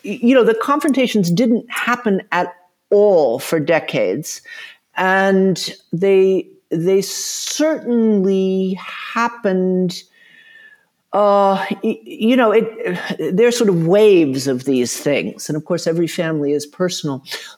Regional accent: the South, United States; I was fortunate. I grew up in the South, although I know you don't hear it. My parents were from the North. But my mother was very active in the civil rights movement in Atlanta.

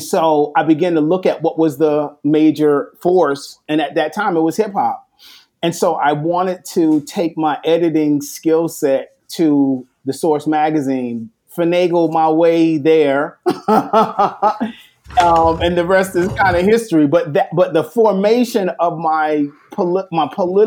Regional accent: Long Island, New York, United States; I grew up in Long Island.

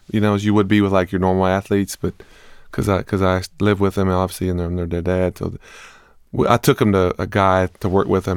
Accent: the South, United States; now in Austin, United States; I grew up in the South

